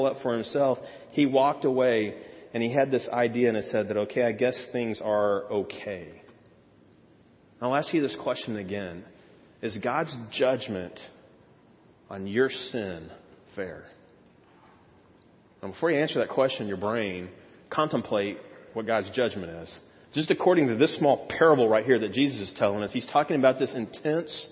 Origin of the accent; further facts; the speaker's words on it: Texas, United States; I grew up in Texas